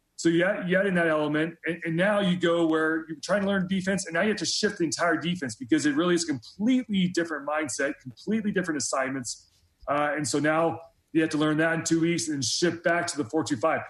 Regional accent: Texas, United States; moved away; a former, or I still count myself as a Texan, as a Texan

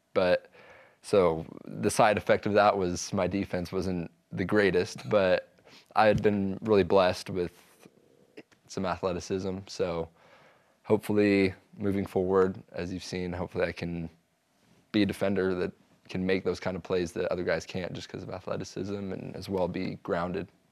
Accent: Provo, Utah, United States; I grew up in Provo

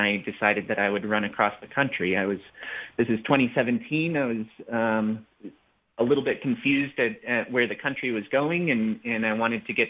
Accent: the Rockies, United States; I grew up in the Rockies

